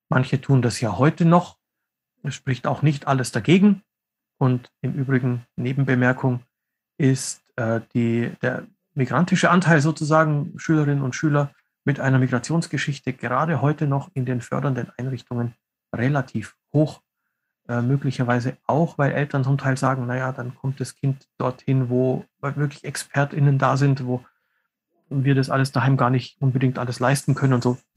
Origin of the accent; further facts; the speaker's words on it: Southeast Slovenia, Slovenia; Wir kommen aus der Südostecke Sloweniens, ähm, aus dem Gebiet, das Unterkrein auf Deutsch heißt.